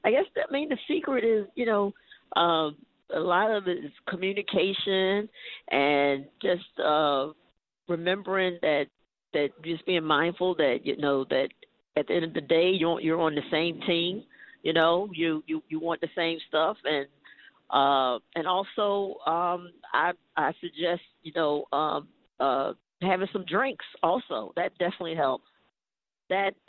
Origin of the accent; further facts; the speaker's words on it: Maryland, United States; also born or lived in Portsmouth, Virginia; I grew up in the Maryland area.